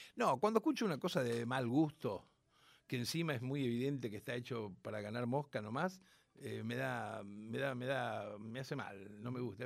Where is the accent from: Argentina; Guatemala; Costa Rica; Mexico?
Argentina; Rosario, Santa Fe; nací en Rosario, soy nieto de andaluces y piamonteses